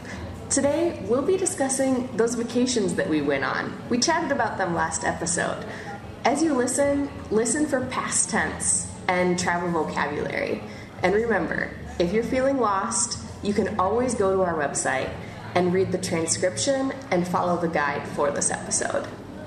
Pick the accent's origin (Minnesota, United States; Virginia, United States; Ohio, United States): Minnesota, United States; moved away; I'm from Minnesota, so that's in the north. On the border with Canada.